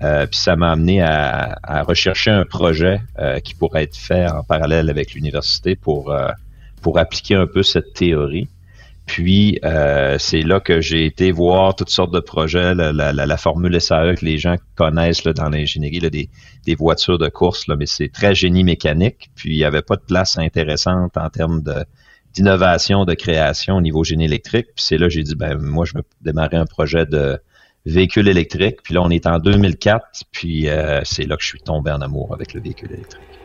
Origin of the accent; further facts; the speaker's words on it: Quebec, Canada; je suis un Québécois